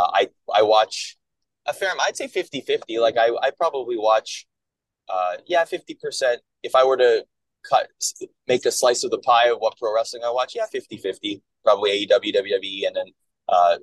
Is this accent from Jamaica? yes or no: no; Canada; moved away as an adult; I grew up in Canada